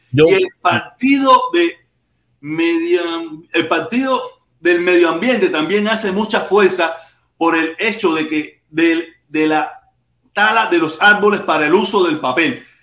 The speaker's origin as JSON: {"language": "Spanish", "country": "Cuba", "moved": "yes", "said": "teníamos, con la que era mi esposa, con la que yo vine de Cuba, tenía miles de, miles de fotos"}